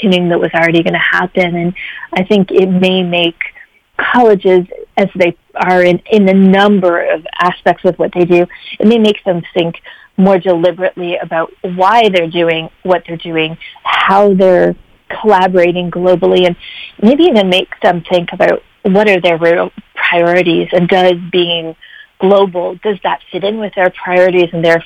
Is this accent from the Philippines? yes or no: no; Canada; moved away; also born or lived in Washington, D.C.; I'm Canadian